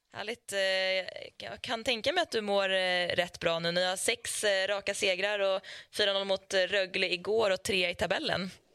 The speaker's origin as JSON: {"language": "Swedish", "town": "Leksand", "region": "Dalarna County", "country": "Sweden", "tie": "born or raised there", "said": "under uppväxten i Leksand"}